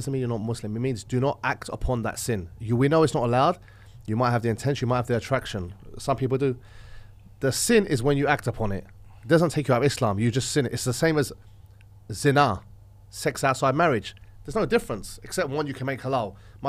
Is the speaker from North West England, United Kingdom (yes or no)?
no; London, United Kingdom; I'm an Orthodox Christian. I'm from Texas. I'm from London.